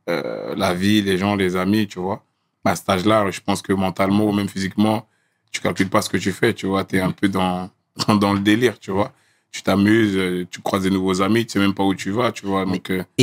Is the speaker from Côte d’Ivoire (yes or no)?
yes; Gagnoa, Gôh-Djiboua, Côte d’Ivoire; born there; moi je suis né à Gagnoa. Je suis né à Gagnoa et.